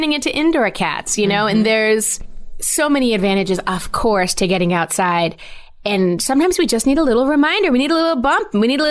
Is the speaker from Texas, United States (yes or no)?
no; West Greenwich, Rhode Island, United States; I grew up in Rhode Island. I loved it. I loved where I grew up.